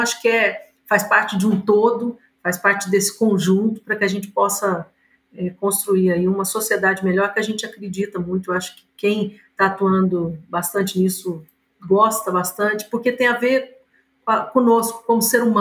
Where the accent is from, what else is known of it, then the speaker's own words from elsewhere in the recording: Minas Gerais, Brazil; born there; Somos, né, nascemos aqui em Minas Gerais, então é um orgulho para nós estar com vocês aqui hoje.